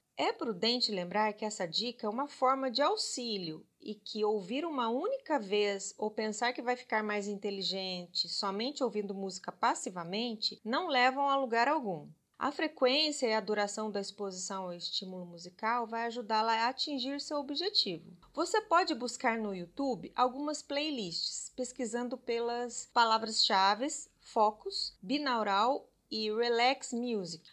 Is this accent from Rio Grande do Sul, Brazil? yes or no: no; Minas Gerais, Brazil; como boa mineira